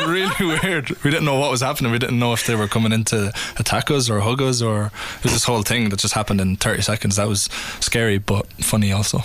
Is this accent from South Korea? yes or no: no; Ireland; we are Irish